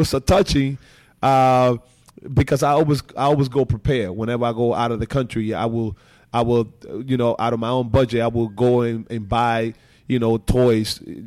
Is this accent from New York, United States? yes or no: yes; New York City, New York, United States; also born or lived in Dominican Republic; I'm such a New Yorker